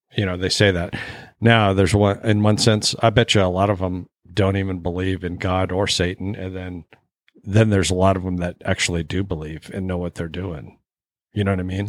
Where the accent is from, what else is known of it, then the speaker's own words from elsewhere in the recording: Alaska, United States; I didn't really have after school programs growing up in Alaska